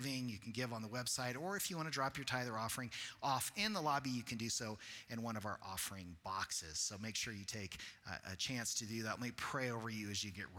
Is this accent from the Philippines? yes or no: no; Colorado, United States; moved away; also born or lived in Texas; I grew up in Colorado, so I as a kid, went to Grand Mesa Baptist Camp